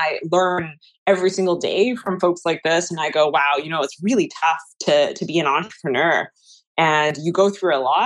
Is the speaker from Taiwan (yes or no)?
yes; Taiwan; now in Canada; I'm originally from Taiwan